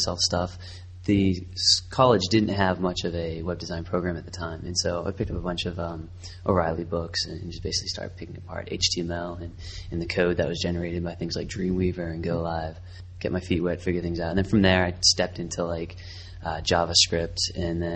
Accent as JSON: {"language": "English", "town": "Boston", "region": "Massachusetts", "country": "United States", "also_born_or_lived": "Savannah, Georgia", "moved": "yes", "lives_now": "Baltimore, United States", "said": "Currently, I live in Baltimore, Maryland. I'm originally from Boston"}